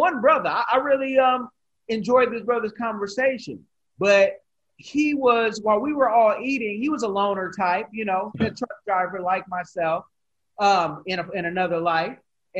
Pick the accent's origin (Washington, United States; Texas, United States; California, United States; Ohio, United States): California, United States; Oakland; I'm from Oakland, all of Oakland.